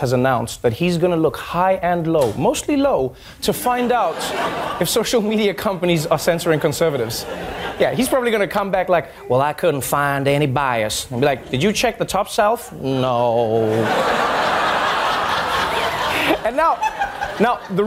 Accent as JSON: {"language": "English", "country": "South Africa", "said": "I'm just a South African baby slammer"}